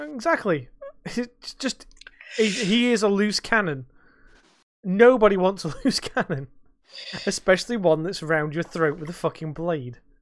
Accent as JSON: {"language": "English", "country": "United Kingdom", "said": "we're British"}